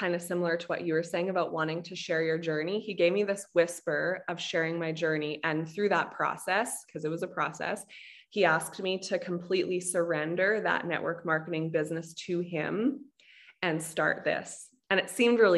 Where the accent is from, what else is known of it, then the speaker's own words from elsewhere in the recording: Canada; I'm Canadian